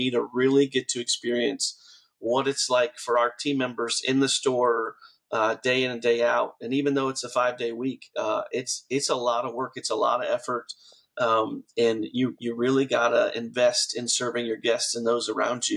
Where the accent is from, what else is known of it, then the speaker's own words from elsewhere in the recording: Houston, Texas, United States; I grew up in Houston, Texas.